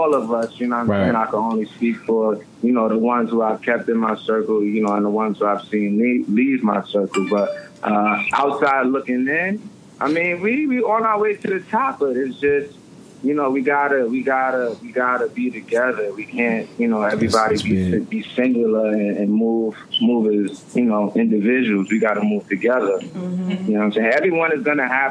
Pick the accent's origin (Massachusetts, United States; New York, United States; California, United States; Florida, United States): New York, United States; New York City; I'm from Brooklyn. I'm from Clinton Hills. I live in Bed-Stuy